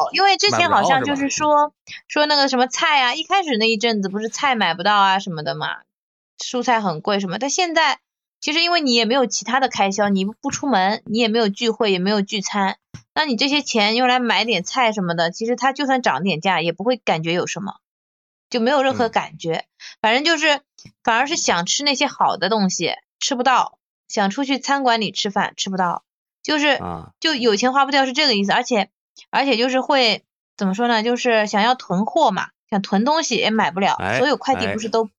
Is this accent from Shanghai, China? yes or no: yes; Shanghai, China; 作为上海人，